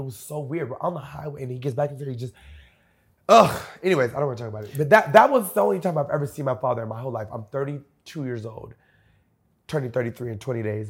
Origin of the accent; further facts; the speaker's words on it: Homestead, Florida, United States; I'm from Homestead